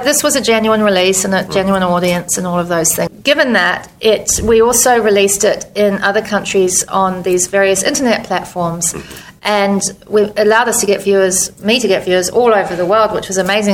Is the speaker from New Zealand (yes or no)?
yes; Christchurch, Canterbury, New Zealand; moved away as an adult; also born or lived in New York; My hometown was destroyed by earthquakes